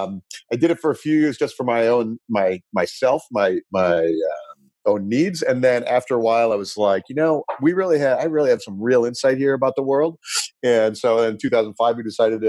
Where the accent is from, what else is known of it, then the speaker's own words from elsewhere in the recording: Chicago, Illinois, United States; moved away as an adult; also born or lived in Silicon Valley; I grew up in Chicago and went to school out west